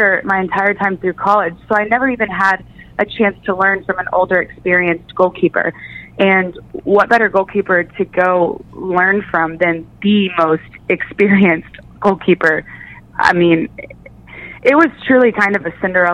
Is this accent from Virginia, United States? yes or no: no; Missouri, United States; I grew up in Missouri